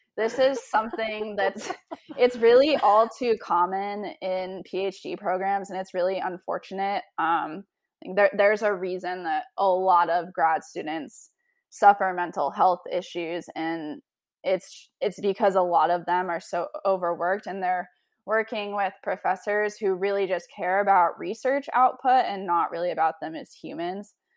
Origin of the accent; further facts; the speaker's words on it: Oregon, United States; moved away as an adult; now in Bedford, United States; growing up in Oregon, it's a super active place